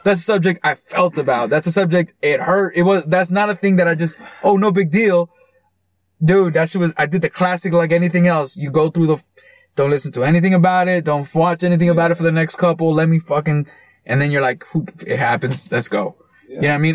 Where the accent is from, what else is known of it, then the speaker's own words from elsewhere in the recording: United States; us as American fans